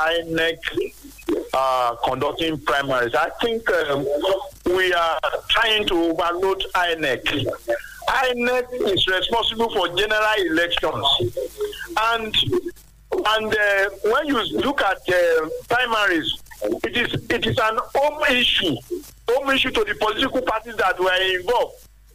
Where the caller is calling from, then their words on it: Nigeria; I'm calling from Songo.